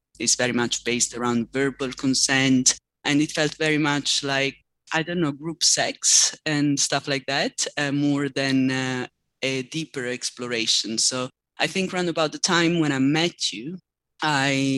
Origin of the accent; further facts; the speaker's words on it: Southern Italy, Italy; I come from Southern Italy